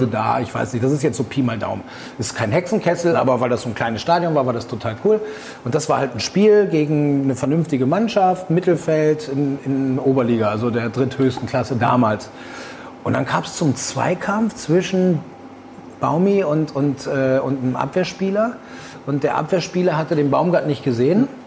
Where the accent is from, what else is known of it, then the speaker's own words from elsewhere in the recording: Aurich, Lower Saxony, Germany; mit dem ich mal zusammenspielen durfte bei der Sportvereinigung Aurich. Schöne Grüße in meiner Heimatstadt.